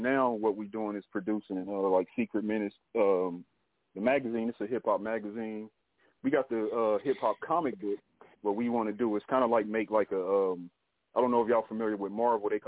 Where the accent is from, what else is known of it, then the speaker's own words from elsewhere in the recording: Dayton, Ohio, United States; I'm from Dayton, Ohio. Uh, for those who don't know, um, grew up family of six, man.